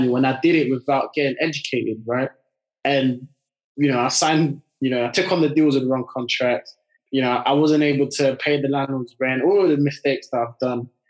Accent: France; now in United Kingdom; I grew up in France and then I moved over to the UK.

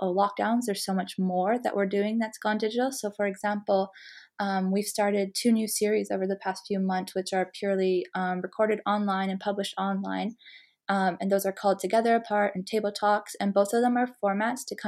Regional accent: Canada; moved away as an adult; also born or lived in Malawi; now in London, United Kingdom; I'm originally from Canada, where I studied communications and international relations in my undergrad

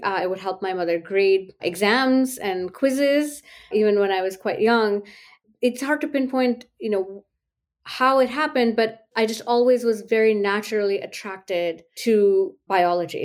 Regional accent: India; moved away as an adult; now in United States; growing up in India, in the socioeconomic group that I belonged

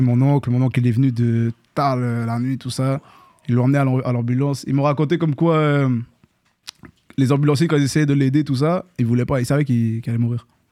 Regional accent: Longueuil, Quebec, Canada; also born or lived in Montreal, Quebec; j'ai grandi sur la rue Saint-Hubert, à Montréal, proche de Plaza Saint-Hubert

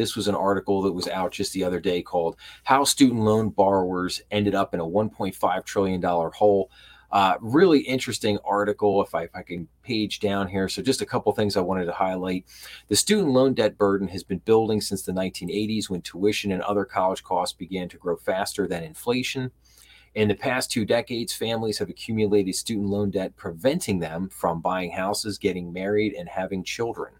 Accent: Philadelphia, Pennsylvania, United States; I'm from the Philadelphia area, so I'm a huge Philadelphia sports fan

